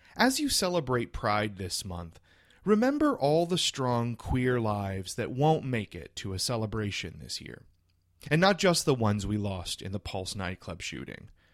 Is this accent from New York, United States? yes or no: no; South Louisiana, United States; I grew up a, a little queer boy in South Louisiana.